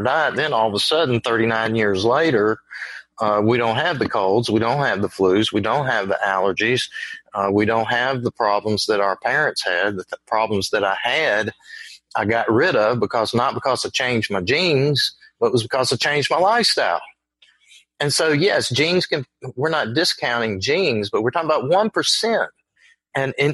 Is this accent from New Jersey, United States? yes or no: no; Virginia, United States; accent: Southern; also born or lived in North Carolina / South Carolina; I grew up in the South, in Virginia